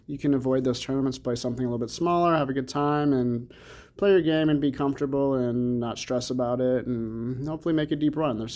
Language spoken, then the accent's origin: English; Champaign, Illinois, United States; now in Las Vegas, United States; I'm from Illinois, Champaign, not quite Chicago, but you know, every time we tell somebody that we're from Illinois, it's always, oh, Chicago.